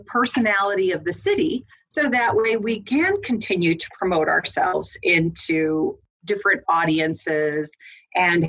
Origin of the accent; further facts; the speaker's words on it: Arizona, United States; moved away as an adult; now in Lethbridge, Canada; I was actually born and raised in Arizona